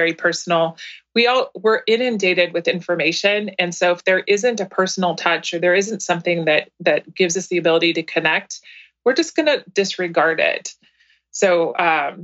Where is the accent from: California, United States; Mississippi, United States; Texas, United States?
California, United States; East Bay, Northern; also born or lived in San Francisco / San Carlos, California; I was born in San Francisco, grew up in the East Bay in Northern California